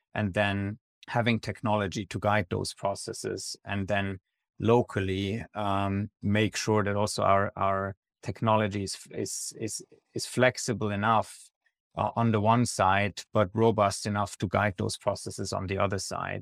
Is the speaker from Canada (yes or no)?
no; Switzerland; I'm originally from Switzerland